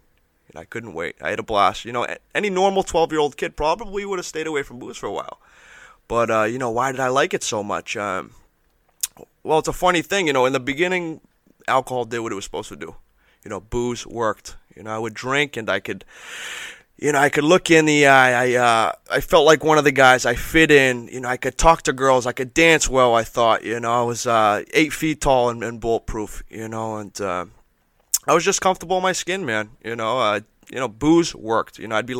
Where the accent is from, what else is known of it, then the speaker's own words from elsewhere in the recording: Peabody, Massachusetts, United States; Back in the day, me and my buddies, I grew up in Peabody, me and my buddies would go to the train tracks.